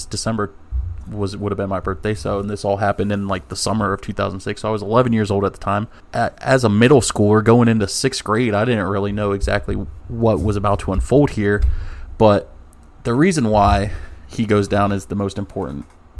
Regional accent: Florida, United States; moved away; also born or lived in Virginia; I grew up in Florida. I wasn't born in Florida

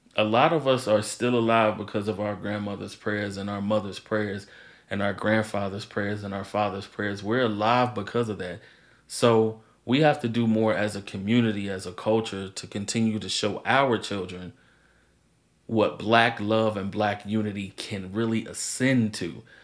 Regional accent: Maryland, United States; also born or lived in St. Louis, Missouri; I was born in St. Louis, lived there for 8 years, moved to Maryland

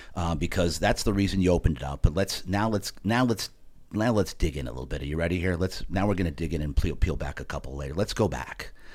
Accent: New Jersey, United States; I'm from Jersey

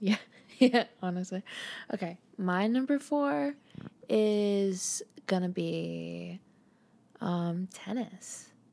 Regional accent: United States; I'm American

